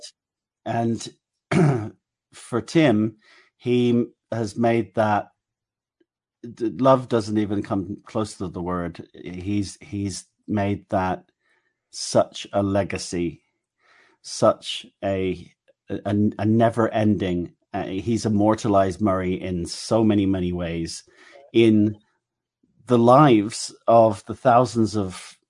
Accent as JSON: {"language": "English", "region": "England", "country": "United Kingdom", "accent": "English", "said": "my English accent"}